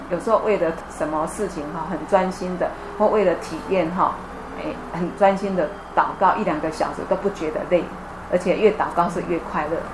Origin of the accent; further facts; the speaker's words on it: Xihu, Changhua County, Taiwan; moved away as an adult; also born or lived in Taipei; 我家乡彰化县修正